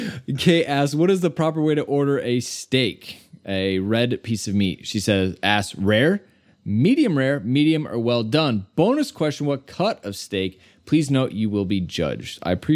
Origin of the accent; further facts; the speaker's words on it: Midwest, United States; I'm from the Midwest.